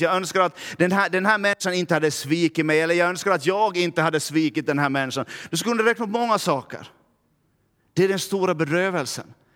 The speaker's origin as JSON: {"language": "Swedish", "town": "Närpes", "region": "Ostrobothnia", "country": "Finland", "accent": "Närpes dialect", "moved": "yes", "lives_now": "Vaasa, Finland", "said": "jag kommer från Närpe, så skulle jag börja tala Närpesdialekt"}